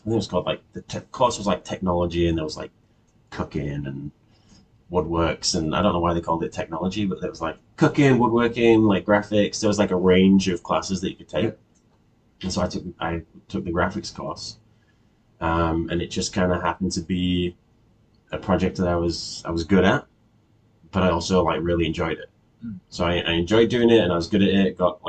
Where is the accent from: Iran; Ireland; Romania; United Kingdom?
United Kingdom; England; moved away as an adult; now in Canada; And I just like to say, anyone back home listening, don't comment on my accent. Everyone here is going to be like, you sound very English. Everyone back home is going to be like, oh my gosh, you've lost your accent.